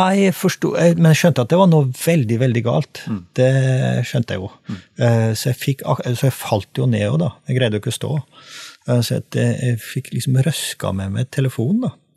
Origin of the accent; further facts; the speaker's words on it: Trøndelag, Norway; now in Sørlandet, Norway; som trønder, eh, eksiltrønder, da, siden jeg bor på Sørlandet